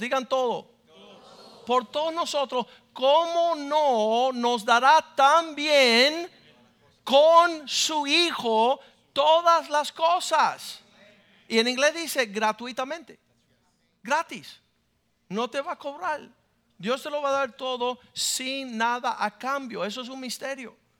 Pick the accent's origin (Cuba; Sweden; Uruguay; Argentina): Cuba; now in United States; Yo soy cubano.